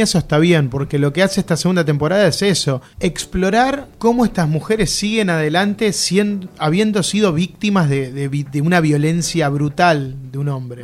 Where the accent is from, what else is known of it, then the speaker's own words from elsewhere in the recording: Avellaneda, Buenos Aires Province, Argentina; Somos los tres de Avellaneda.